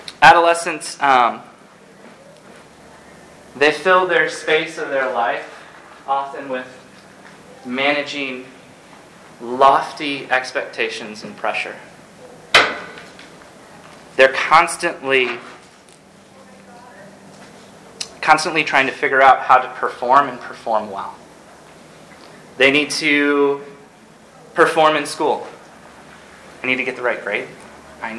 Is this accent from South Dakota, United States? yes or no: no; Ann Arbor, Michigan, United States; I'm from Ann Arbor